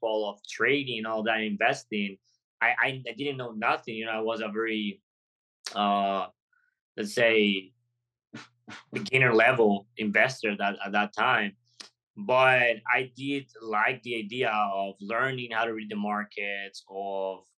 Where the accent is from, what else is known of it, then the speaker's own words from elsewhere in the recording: Golfito, Puntarenas, Costa Rica; moved away as an adult; I come from college, from a little town in Costa Rica called Golfito in the border with Panama. So I moved out of my hometown to come to the city